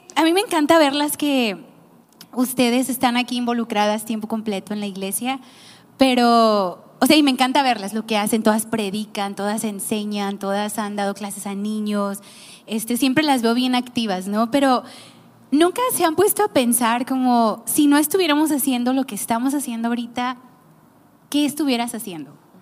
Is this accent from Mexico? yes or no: yes; Nayarit, Mexico; yo también soy de Nayarit